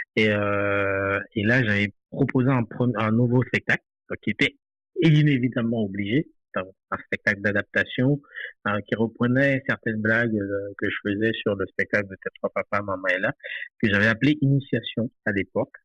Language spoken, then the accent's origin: French; Limbé, Nord, Haiti; moved away as an adult; now in France; j'ai quitté Haïti en 2017, c'est tout récemment. Donc, je, suis né, j'ai grandi là-bas